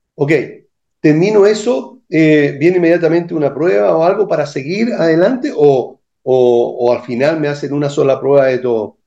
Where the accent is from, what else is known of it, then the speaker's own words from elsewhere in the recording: Chile; como buen o mal chileno